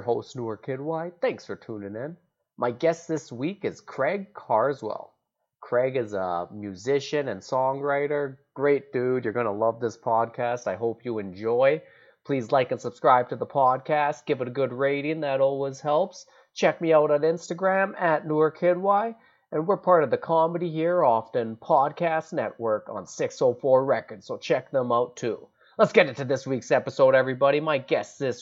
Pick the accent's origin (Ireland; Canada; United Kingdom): Canada; High River, Alberta; we're both from the same town